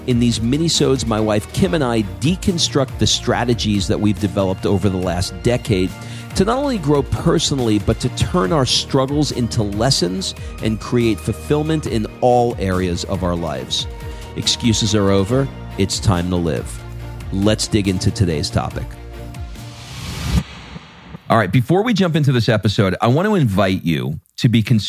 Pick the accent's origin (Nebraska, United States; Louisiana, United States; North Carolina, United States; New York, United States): New York, United States; I'm from Long Island. All my East Coast people, actually people all over the world know exactly what I'm referring to if you've run into one of my kind out there in the world.